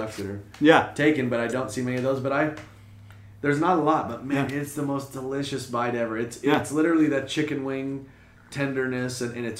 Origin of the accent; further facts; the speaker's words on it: West Sacramento, California, United States; I'm born and raised in West Sacramento, California. My family's been there for almost a century.